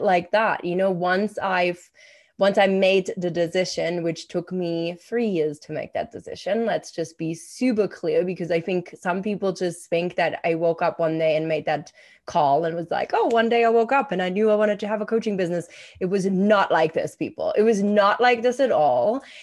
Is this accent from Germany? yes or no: yes; Germany; moved away; I'm from Germany